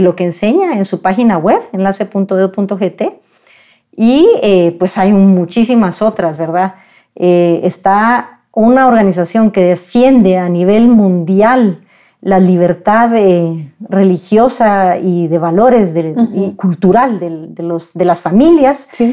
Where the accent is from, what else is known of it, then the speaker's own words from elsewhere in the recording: Guatemala; como guatemaltecos